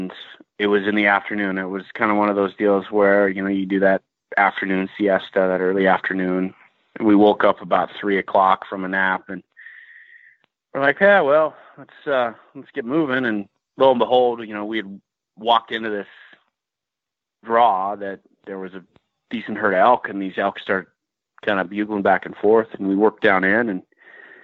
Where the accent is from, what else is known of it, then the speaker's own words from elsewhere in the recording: Midwest, United States; moved away as an adult; now in Montana, United States; I'm from the Midwest